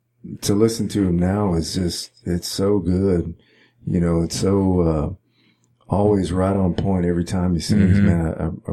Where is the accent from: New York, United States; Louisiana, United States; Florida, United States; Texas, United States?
Texas, United States; Caldwell; it's about my hometown, right. Caldwell, Texas.